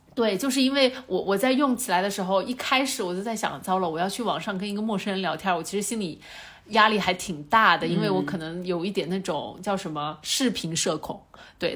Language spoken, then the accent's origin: Chinese; China; moved away; also born or lived in United States; 咱们中国人民